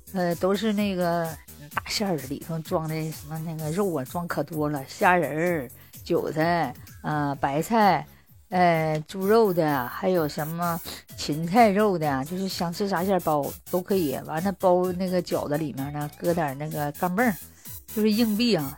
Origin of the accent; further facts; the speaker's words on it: Northeast China, China; 这是俺们东北人说的